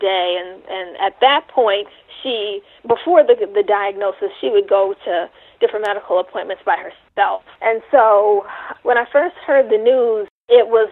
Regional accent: New York City, New York, United States; I did grow up in New York City in the Bronx

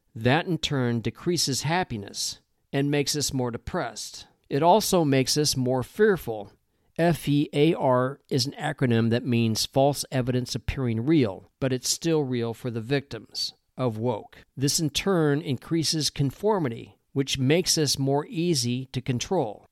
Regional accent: Midwest, United States; I grew up in the Midwest

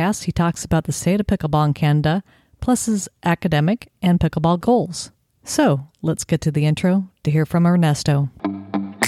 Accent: Southern California, United States; I grew up in Southern California

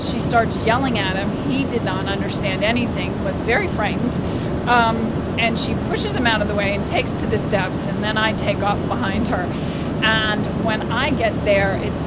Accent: United States; I'm American

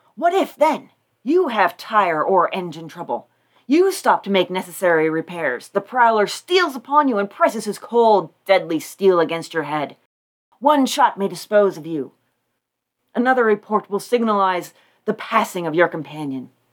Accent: Pennsylvania, United States; there was an escaped convict running around in Pennsylvania, and that was from my hometown.

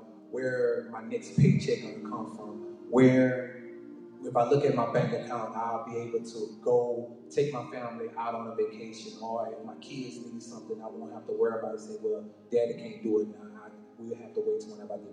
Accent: Lake Charles, Louisiana, United States; I'm from Lake Charles, Louisiana

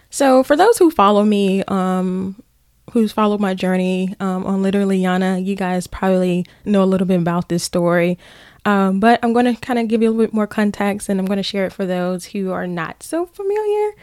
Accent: Brinkley, Arkansas, United States; moved away; originally from Brinkley, Arkansas, exit two one six

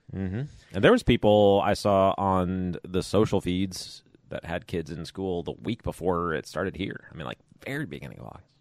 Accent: Chicago, Illinois, United States; moved away; I grew up in Chicago area

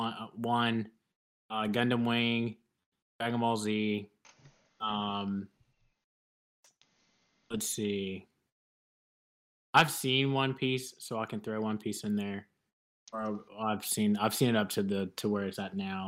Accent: Mobile, Alabama, United States; I'm from Mobile

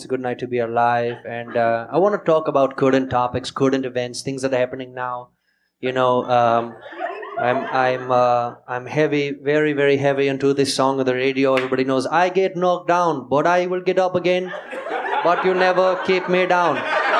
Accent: India; also born or lived in Seattle, United States; Growing up in India, I was adopted. I was actually born in Washington, in Seattle, Washington.

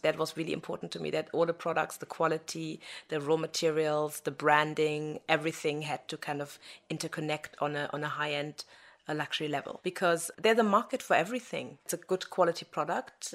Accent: Germany; now in London, United Kingdom; I was born in Germany by Nigerian parents, but I was raised by German parents

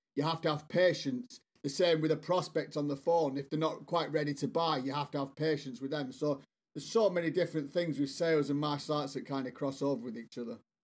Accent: Bolton, North West England, United Kingdom; moved away as an adult; now in South West England, United Kingdom; I'm from England, as you can probably guess. Uh, I'm actually originally from the northwest, a town called Bolton.

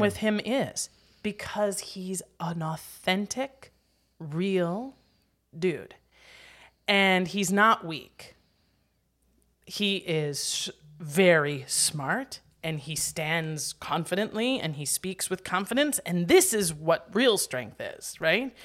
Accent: Wisconsin, United States; accent: Wisconsin; moved away; I'm from Wisconsin

